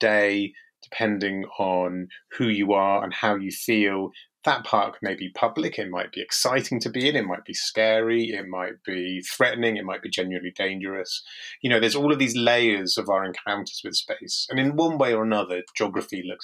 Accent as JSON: {"language": "English", "town": "Marlow", "region": "South East England", "country": "United Kingdom", "tie": "born or raised there", "also_born_or_lived": "Kent / Shropshire", "moved": "yes", "said": "growing up in Buckinghamshire"}